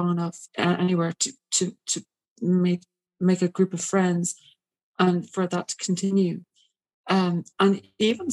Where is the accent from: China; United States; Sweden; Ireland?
Ireland; Despite being Irish